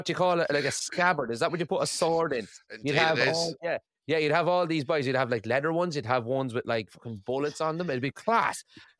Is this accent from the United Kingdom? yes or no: no; Ireland; obviously my wife is Scottish and I'm Irish, so our daughter is Skyrish.